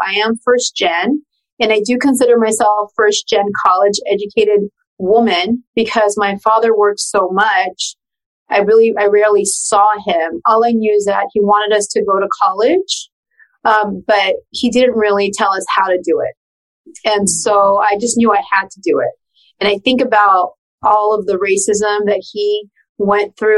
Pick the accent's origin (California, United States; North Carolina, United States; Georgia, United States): California, United States; Pasadena; first language Spanish; English is a second language; I was actually born in Pasadena, California.